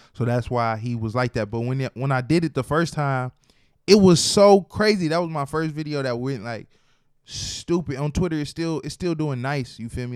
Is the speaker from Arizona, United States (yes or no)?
no; Detroit, Michigan, United States; I am from Detroit